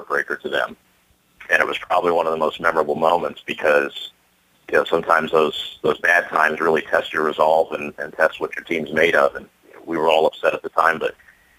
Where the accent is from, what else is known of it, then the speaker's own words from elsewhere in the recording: Phoenix, Arizona, United States; I was born and raised in Phoenix